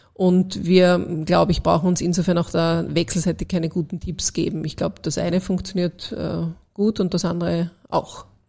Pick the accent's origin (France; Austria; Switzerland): Austria; als Österreicherin